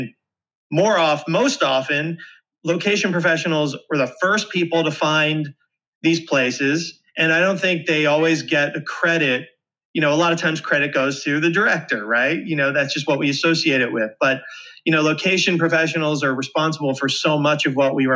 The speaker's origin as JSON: {"language": "English", "town": "Philadelphia", "region": "Pennsylvania", "country": "United States", "said": "I'm from the Philly area."}